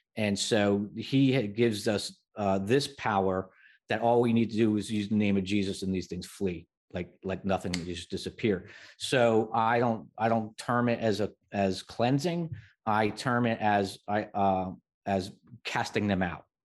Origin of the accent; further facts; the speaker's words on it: New Jersey, United States; I grew up in New Jersey